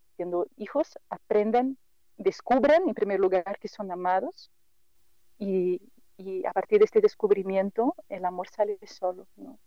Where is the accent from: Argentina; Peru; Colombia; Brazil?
Brazil; Spanish is a second language; moved away as an adult; now in Mexico; yo soy brasileña y por eso el acento así como que medio raro